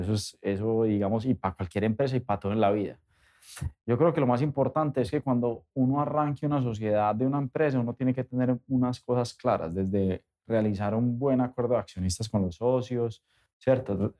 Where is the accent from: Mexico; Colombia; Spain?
Colombia